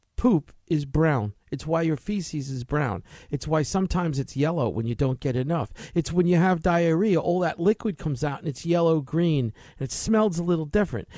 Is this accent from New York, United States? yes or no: yes; New York City, New York, United States; moved away; I grew up in New York City